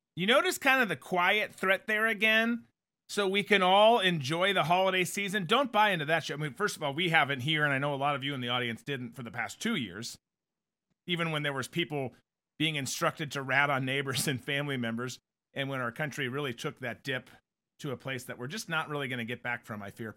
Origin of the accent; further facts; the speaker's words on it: United States; as American citizens